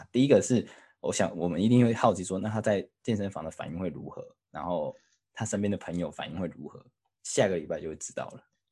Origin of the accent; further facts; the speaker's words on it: Taiwan; now in United Kingdom; 我们台湾人